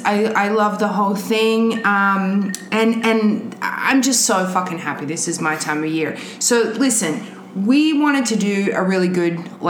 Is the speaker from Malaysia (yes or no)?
no; Australia; now in United States; I grew up in Australia. And I was an Americophile from when I was a tiny child.